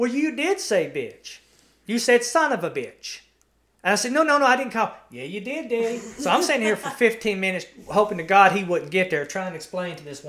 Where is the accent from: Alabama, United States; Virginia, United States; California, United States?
Alabama, United States; Dora; also born or lived in Walker County, Alabama / Marion County, Alabama / Winston County, Alabama; And we lived in Dora, my hometown.